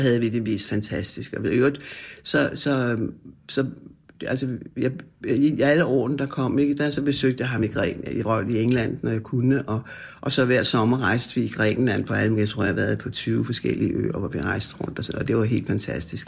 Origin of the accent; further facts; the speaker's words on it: Frederiksberg, Capital Region of Denmark, Denmark; jeg voksede op, og jeg har altid boet på Frederiksberg.